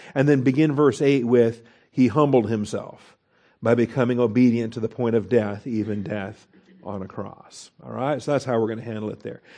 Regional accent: Washington, United States; I grew up in Washington State. We're very fond of our apples.

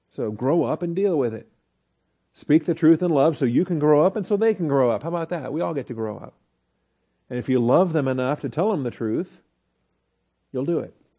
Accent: Texas, United States; we're from Texas

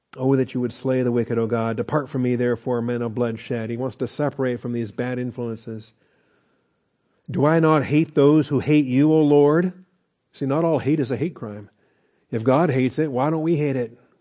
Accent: Seattle, Washington, United States; moved away; I grew up in Seattle, Washington

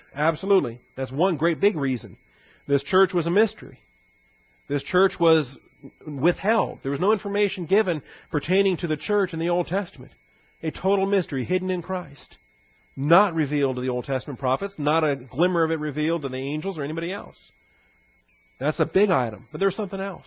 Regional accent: Washington, United States; I grew up in Washington State

